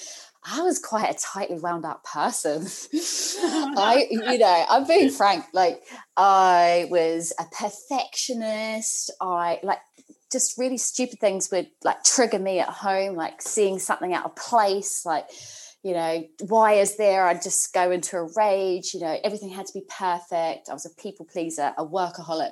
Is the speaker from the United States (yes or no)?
no; New Zealand; moved away as an adult; now in United Kingdom; my accent, I'm a Kiwi, so I'm a New Zealander, proud Kiwi at the moment.